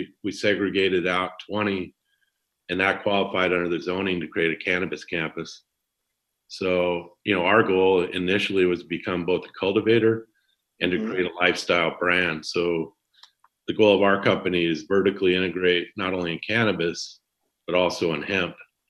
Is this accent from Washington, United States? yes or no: yes; Washington, United States; moved away as an adult; also born or lived in Montana / Illinois / California; now in Santa Cruz, United States; I grew up in Washington State, predominantly. Okay. I'm from Montana originally. Okay. I have four children. I kind of spread my time around. I live down in Santa Cruz most of the time. Okay. I have an house up in the East Bay, San Francisco.